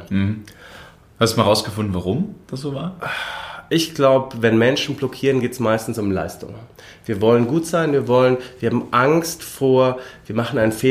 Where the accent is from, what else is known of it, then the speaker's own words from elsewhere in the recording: Lindau, Bavaria, Germany; also born or lived in Regensburg; now in Munich, Germany; Nein, ich wohne in München. Ich bin aus Lindau am Bodensee. Ähm, habe hier in München studiert, war dann drei Jahre in Regensburg für den Doktor